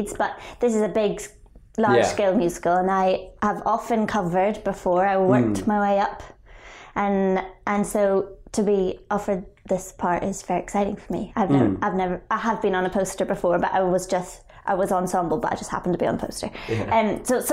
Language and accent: English; Hillsborough, Northern Ireland, United Kingdom; moved away; also born or lived in Belfast; I went to school in Belfast, but okay. I'm from Hillsborough, which is about 12 or 13 miles outside of Belfast